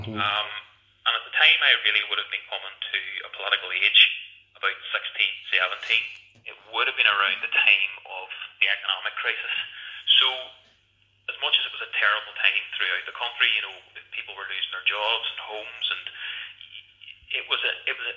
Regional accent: Derry, Northern Ireland, United Kingdom; I grew up in Derry City

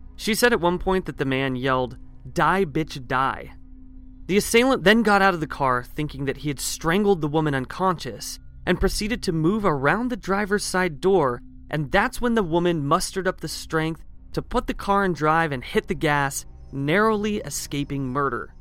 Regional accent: Eugene, Oregon, United States; my hometown of Eugene, Oregon

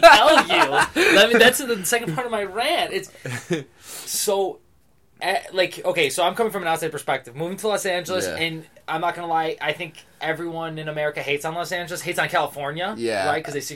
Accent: Greece; I'm from Greece. I've not been a Greek here yet.

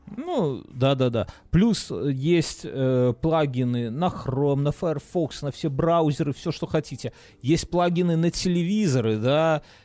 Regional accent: Belarus; moved away; я, как человек, который выехавший из Беларуси

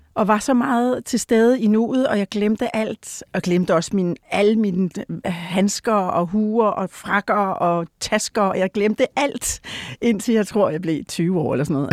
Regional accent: Odense, Southern Denmark, Denmark; also born or lived in Rødovre; vi flyttede til, til Fyn, som et, da jeg var et år, og så, ja, så har vi boet forskellige steder i Odense og omegn

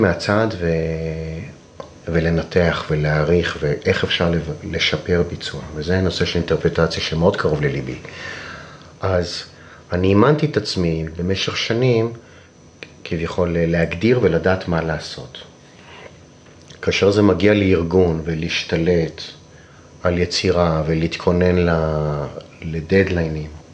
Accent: Israel; also born or lived in Rome; אני ישראלי שבילה די הרבה בחו"ל

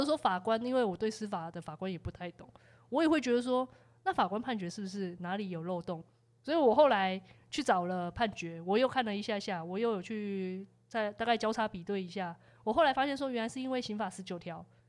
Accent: Taiwan; 我们是台湾人民

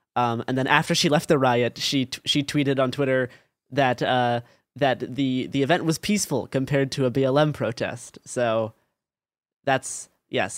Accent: Portland, Oregon, United States; growing up in Portland, Oregon, in like the 20 teens

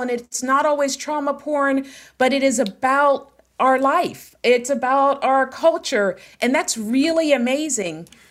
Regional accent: Pittsburgh, Pennsylvania, United States; I am from Pittsburgh, born and raised

